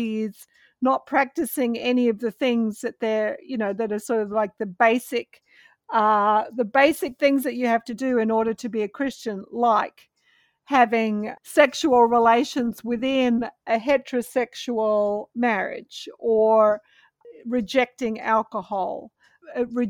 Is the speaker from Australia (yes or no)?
yes; Australia; now in United States; I'm an Australian living in the US